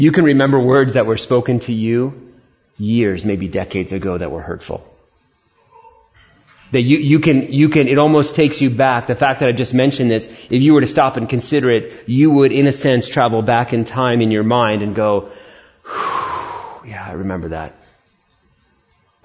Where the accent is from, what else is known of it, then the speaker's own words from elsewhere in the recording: New York City, New York, United States; I was born in Queens, New York.